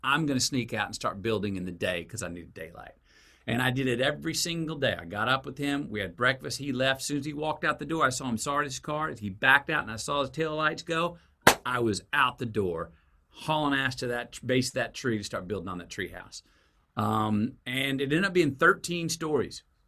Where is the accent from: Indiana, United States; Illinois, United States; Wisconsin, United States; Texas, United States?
Texas, United States; Longview; born or raised there; also born or lived in Uvalde, Texas